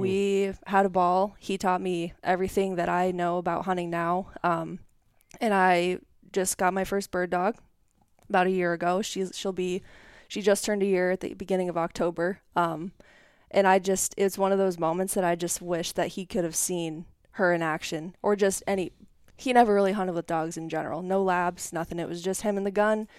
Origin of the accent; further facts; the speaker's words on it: Fort Morgan, Colorado, United States; moved away as an adult; also born or lived in Iowa; now in Independence, United States; I grew up in Northeast Colorado, um, Fort Morgan, Brush area